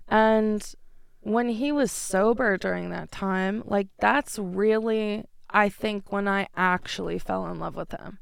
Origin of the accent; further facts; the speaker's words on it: New York, United States; moved away as an adult; now in Denver, United States; I am from New York. I moved here in twenty fifteen